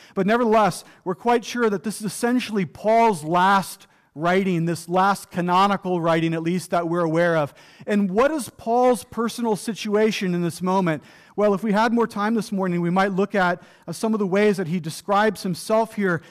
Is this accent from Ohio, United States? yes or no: yes; Ohio, United States; also born or lived in Florida; now in Western Pennsylvania, United States; I grew up in Ohio